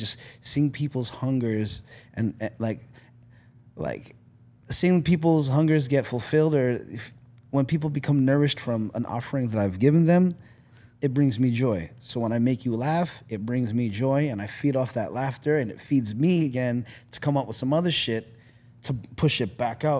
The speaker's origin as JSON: {"language": "English", "country": "Philippines", "said": "Genetics and Asian, being Asian, you know? being Filipino."}